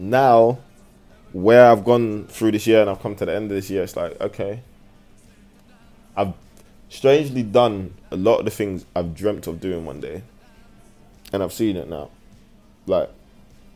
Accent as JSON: {"language": "English", "region": "London", "country": "United Kingdom", "tie": "born or raised there", "said": "I'm from London"}